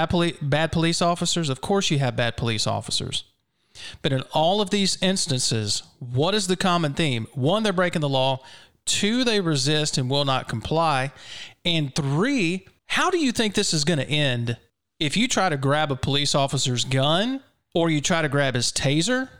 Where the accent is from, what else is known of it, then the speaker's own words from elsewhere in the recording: Brandon, Mississippi, United States; also born or lived in Flowood, Mississippi; technically, my hometown is Flowood, but I grew up in Brandon